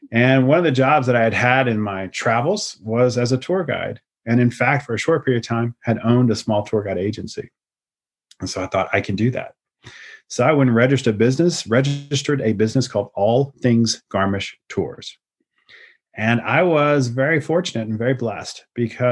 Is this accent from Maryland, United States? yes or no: no; Lafayette, Louisiana, United States; moved away as an adult; also born or lived in Atlanta; now in Europe; originally I'm from Lafayette, Louisiana, but I went to college in Atlanta where I studied European history. And then I came back to Lafayette